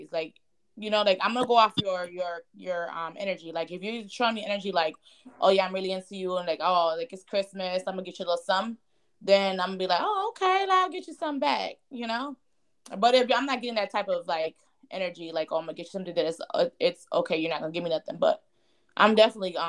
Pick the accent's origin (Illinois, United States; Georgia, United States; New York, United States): Illinois, United States; Chicago; moved away; I'm from Chicago